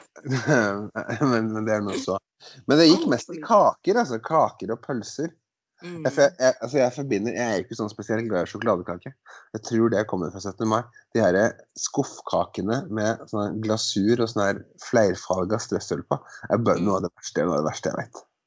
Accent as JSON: {"language": "Norwegian", "town": "Skotterud", "region": "Innlandet", "country": "Norway", "said": "på Skotterud, der jeg kommer ifra. En liten Eidskog kommune på Hedmarken."}